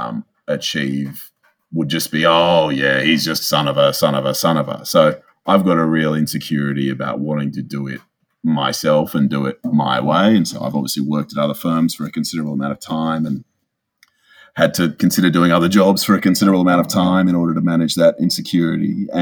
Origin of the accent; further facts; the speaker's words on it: Sydney, New South Wales, Australia; I grew up in a lovely suburb on the lower north shore of Sydney called Greenwich with my mum and dad and younger brother